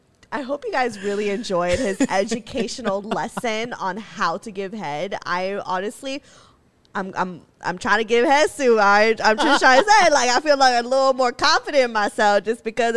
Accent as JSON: {"language": "English", "country": "Philippines", "said": "This is how you know we're fucking Filipino as fuck."}